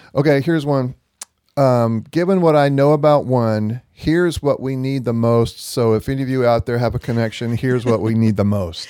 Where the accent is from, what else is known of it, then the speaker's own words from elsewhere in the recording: Gadsden, Alabama, United States; Gadsden, Alabama.